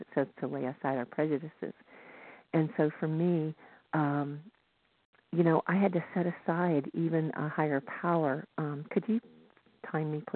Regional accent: the South, United States; now in Northern California, United States; I grew up in the South

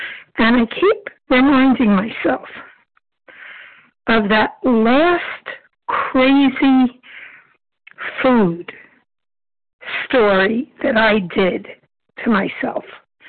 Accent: Brooklyn, New York, United States; Brooklyn, New York.

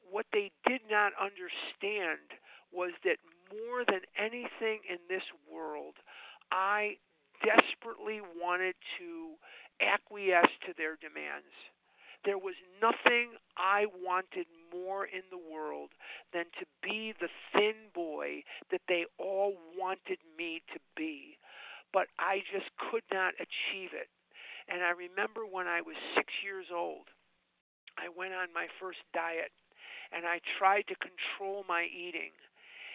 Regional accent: Chicago, Illinois, United States; now in Scottsdale, United States; I'm actually born and raised in Chicago

